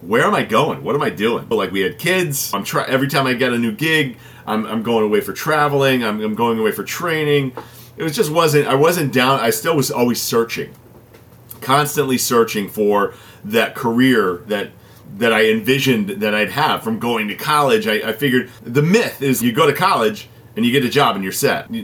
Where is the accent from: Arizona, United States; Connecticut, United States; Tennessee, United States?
Connecticut, United States; I was born and raised here in Connecticut